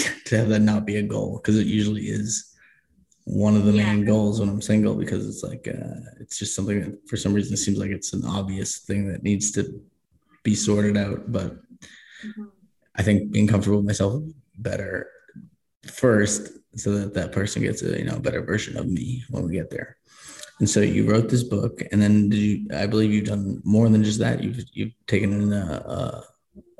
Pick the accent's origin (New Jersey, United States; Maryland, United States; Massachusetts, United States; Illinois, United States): Massachusetts, United States; Boston; moved away as an adult; now in Colorado, United States; I grew up in Boston and I moved to Colorado